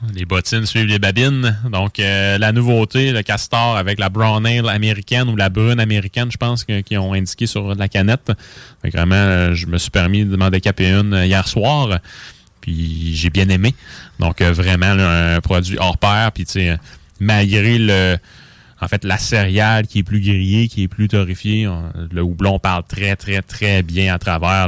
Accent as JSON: {"language": "French", "region": "Quebec", "country": "Canada", "said": "chez nous, au Québec"}